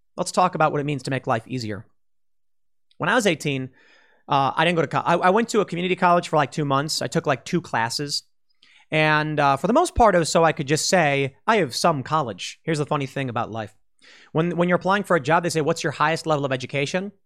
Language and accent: English; Chicago, Illinois, United States; moved away; I was from the South Side.